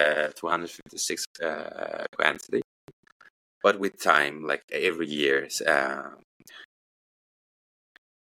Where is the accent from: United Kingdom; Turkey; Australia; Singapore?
Turkey; northeast Turkey; I had to go back to my hometown, which is in the northeast of Turkey.